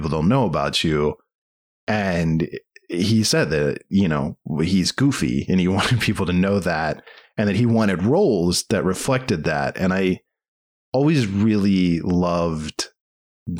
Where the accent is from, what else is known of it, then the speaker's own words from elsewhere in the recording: Maryland, United States; I was from Maryland